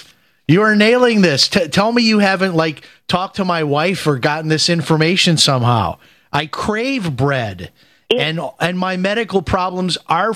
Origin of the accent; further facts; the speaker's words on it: Chicago, Illinois, United States; And my cousin, who I grew up with in Chicago, my same age, he's now on diabetic medicine.